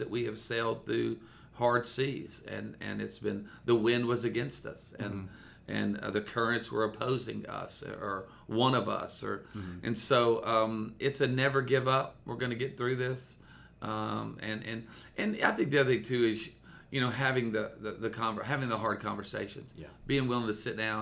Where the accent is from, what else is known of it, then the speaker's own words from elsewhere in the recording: Myrtle Beach, South Carolina, United States; also born or lived in Charlotte, North Carolina; I was born in Charlotte, North Carolina, and then I grew up in Myrtle Beach, South Carolina. So I grew up at the beach